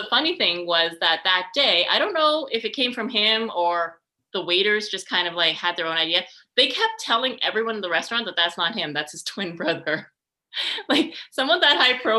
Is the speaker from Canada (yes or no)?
yes; Canada; also born or lived in Montreal; I am from Canada